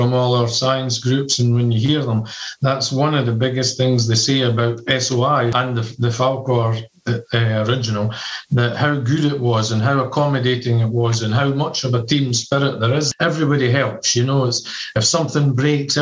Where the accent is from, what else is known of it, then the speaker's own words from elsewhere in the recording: Scotland, United Kingdom; moved away; also born or lived in United States / Singapore; I'm from Scotland. I've lived in America. I've lived in Singapore